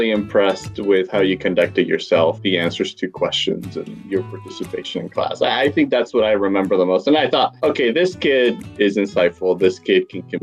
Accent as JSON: {"language": "English", "town": "Quito", "region": "Pichincha", "country": "Ecuador", "tie": "born or raised there", "said": "I grew up in Ecuador. In a city called Quito."}